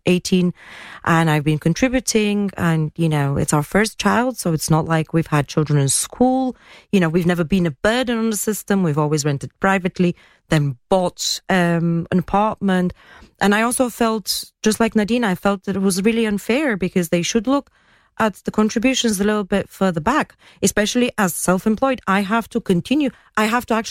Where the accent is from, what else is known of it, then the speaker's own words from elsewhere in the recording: Bulgaria; now in Gibraltar; I come from Bulgaria.